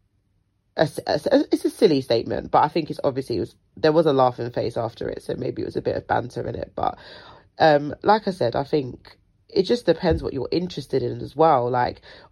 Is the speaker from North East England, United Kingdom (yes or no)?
no; London, United Kingdom; I was born and raised in South London, will ever be a South London babe, but I've been dragged to the ghetto of the North London